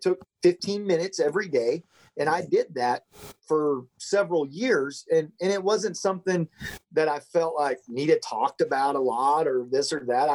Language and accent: English; Nebraska, United States; also born or lived in Belton/Temple/Killeen area, Texas; now in Texas, United States; When I was eight, we moved to Nebraska. And that's where I, from the time I was, that's what I consider where I grew up. From 8 to 18, we were in Nebraska.